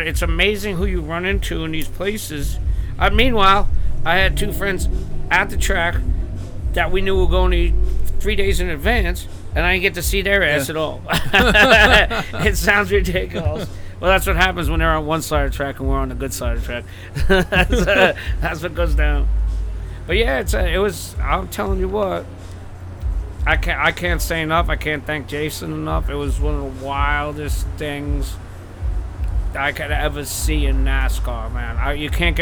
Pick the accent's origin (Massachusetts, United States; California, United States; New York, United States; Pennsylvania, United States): New York, United States; West Islip; I'm from West Islip, New York, Long Island